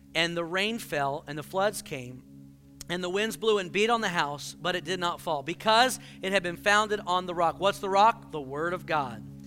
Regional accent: Houston, Texas, United States; moved away; I grew up in Houston

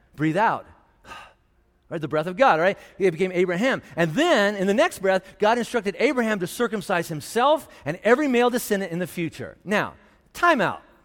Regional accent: Indiana, United States; now in Colorado, United States; what I grew up in in Indiana

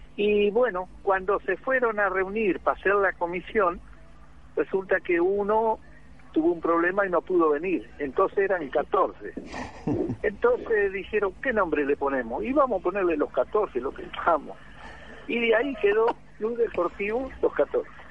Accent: Entre Ríos, Argentina; moved away as an adult; now in Capitán Sarmiento, Argentina; yo no soy de acá de Sarmiento tampoco, yo soy de Entre Ríos, así que yo vine con, con la empresa que está acá, avícola

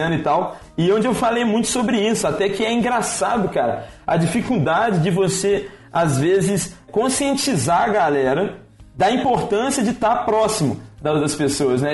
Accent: Belo Horizonte, Minas Gerais, Brazil; moved away as an adult; now in São Paulo, Brazil; sou mineiro, né? Sou de, de Belo Horizonte

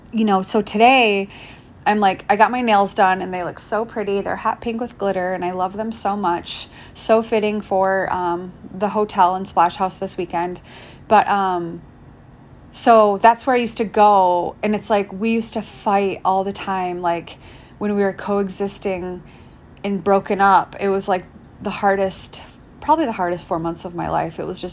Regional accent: Michigan, United States; now in Palm Springs, United States; but I came here from Michigan, and for me, it was like California was always like the end goal, you know, being a Midwest girl

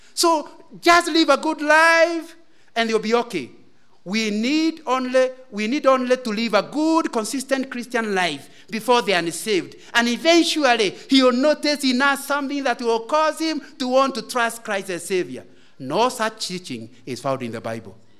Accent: Central Province, Kenya; moved away; also born or lived in Kisumu; I come from Central Province

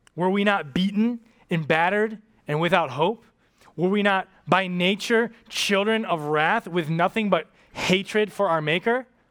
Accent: United States; also born or lived in Japan; I'm an American

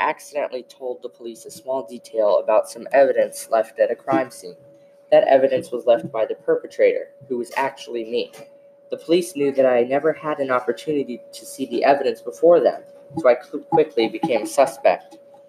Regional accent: New York, United States; Okay, so I was born and raised in New York.

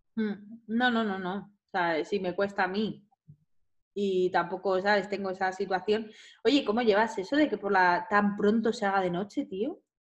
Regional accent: Madrid, Community of Madrid, Spain; yo soy de Madrid, ¿eh? que yo no vivo en Barcelona

